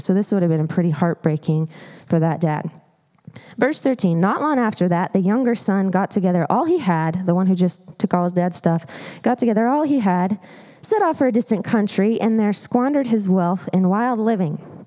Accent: Montana, United States; I grew up in Montana. Uh, loved it there. It's beautiful in the Missoula area

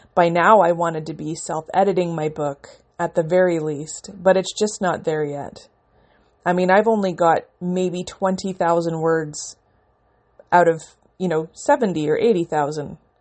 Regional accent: Canada; I'm a Canadian independent author

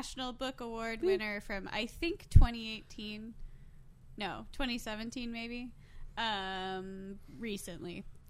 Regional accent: Kansas City, United States; we're from Kansas City

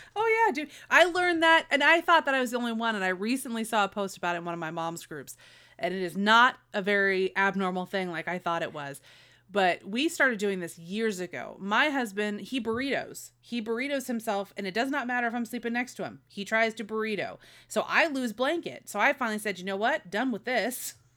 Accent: Modesto, California, United States; my hometown

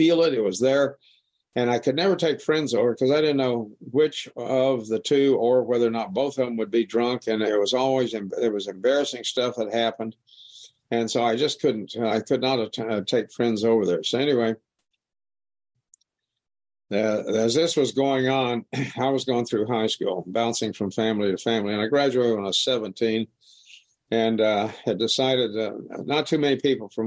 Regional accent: Wichita, Kansas, United States; I was born in Wichita, Kansas, right in the middle of the United States. And I lived on the southeast edge of Wichita

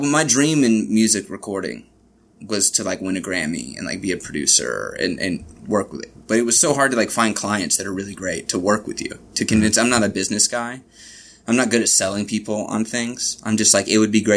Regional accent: Richmond, Kentucky, United States; moved away as an adult; I was born in Richmond, Kentucky. I lived there for my whole life

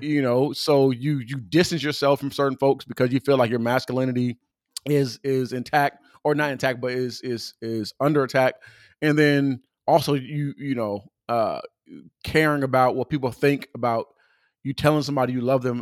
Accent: California, United States; I'm from California

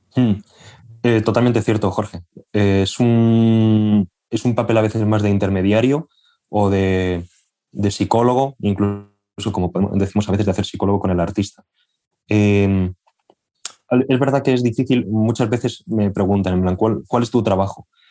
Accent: Albacete, Castilla-La Mancha, Spain; moved away as an adult; now in Madrid, Spain; yo soy de una ciudad eh, que está al sureste de España, soy de Albacete, y bueno, yo viví allí hasta los 18 años y me vine a Madrid a estudiar.

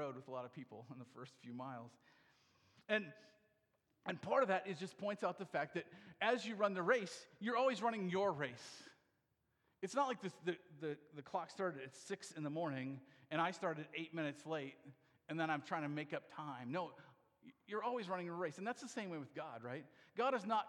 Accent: Iowa, United States; I'm from Iowa

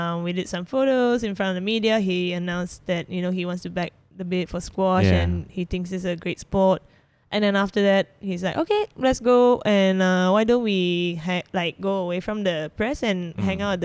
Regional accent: Malaysia; accent: Malaysian; my Malaysian accent

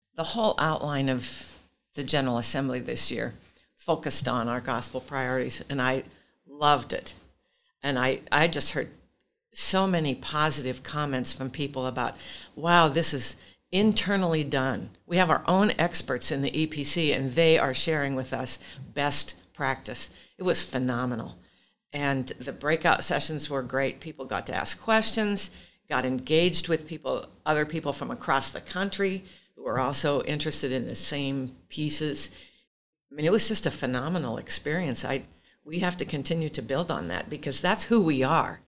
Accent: Pacific Northwest, United States; I'm from the Pacific Northwest

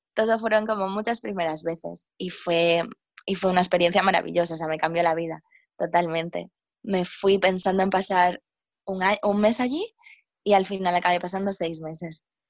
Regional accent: A Coruña, Galicia, Spain; moved away as an adult; also born or lived in Madrid / England / Jamaica / India; yo soy de, mm, de Coruña, que está en Galicia, en el norte de España, y pues es una ciudad bastante pequeña. Y estuve aquí hasta que tenía 18 años

